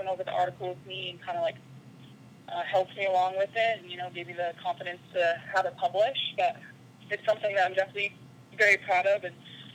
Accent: Winnipeg, Manitoba, Canada; moved away as an adult; also born or lived in Utah; I'm from Winnipeg, Manitoba, in Canada

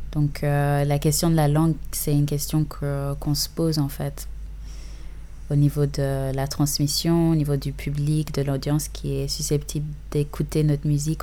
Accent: Uganda; first language English; French is a second language; now in Geneva, Switzerland; je suis née et j'ai grandi en partie en Ouganda

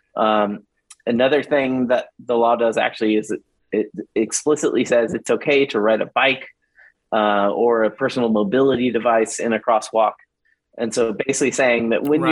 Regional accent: Houston, Texas, United States; I grew up in Houston

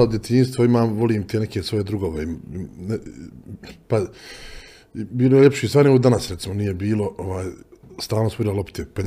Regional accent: Sarajevo, Federation of Bosnia and Herzegovina, Bosnia & Herzegovina; also born or lived in Sweden; Ja sam rastao na Dobrin

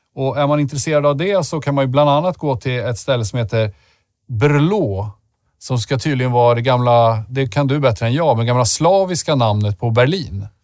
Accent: Södermanland, Sweden; som den sörmlänning jag är

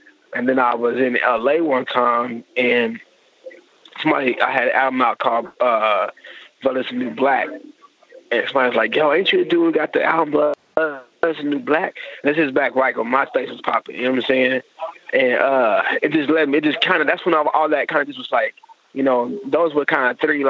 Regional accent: Oklahoma City, Oklahoma, United States; But, I moved around a lot. I went to 9 of the Oklahoma City public schools.

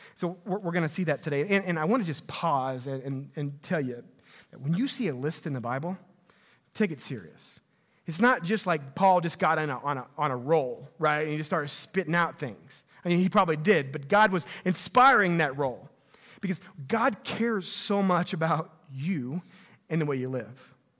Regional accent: Missouri, United States; growing up in Missouri

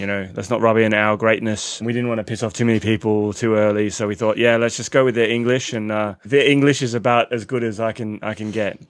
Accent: Australia; accent: Australian; now in London, United Kingdom; we're Australian. I don't know if you can tell from the accents.

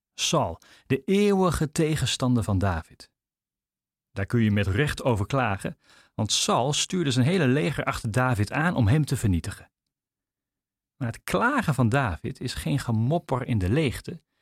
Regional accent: Netherlands; We zijn er als Nederlanders

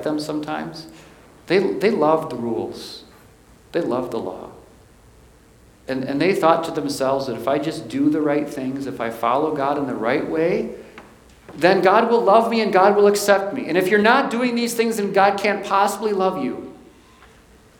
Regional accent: Milwaukee, Wisconsin, United States; I was born in Milwaukee, Wisconsin

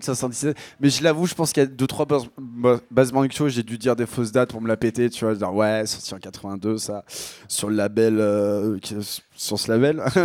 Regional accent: Picardy, Hauts-de-France, France; accent: Picard; Je viens de Picardie

